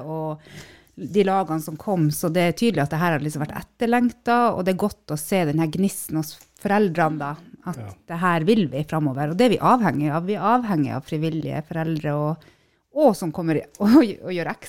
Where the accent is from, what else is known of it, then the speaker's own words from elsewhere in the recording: Northern Norway, Norway; Men vi er jo nordlendinger, vi tåler litt